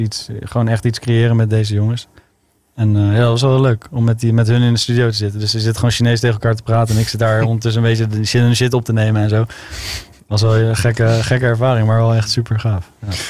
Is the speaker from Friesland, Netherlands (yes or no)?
no; Zeist, Utrecht, Netherlands; ik kom uit Utrecht, maar ik ben opgegroeid in Zeist en omgeving.